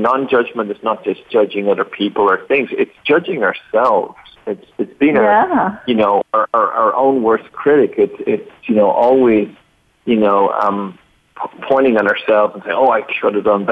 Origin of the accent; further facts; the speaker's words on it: Dublin, Leinster, Ireland; my own background is one of being Irish and born in Dublin